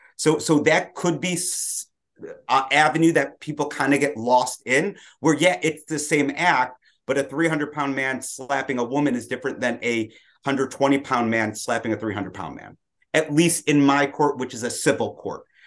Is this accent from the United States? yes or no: yes; Detroit, Michigan, United States; I grew up in Detroit, uh, traditional black hat family